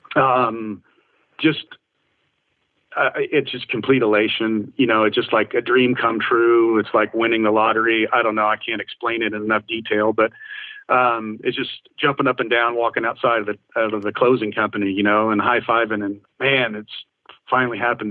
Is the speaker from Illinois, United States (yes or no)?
no; Indiana, United States; my home state of Indiana